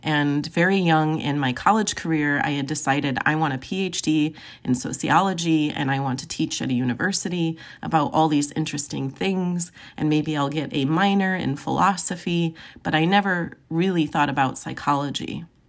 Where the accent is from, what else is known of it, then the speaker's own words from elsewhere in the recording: Joliet, Illinois, United States; I was born and raised in Joliet, Illinois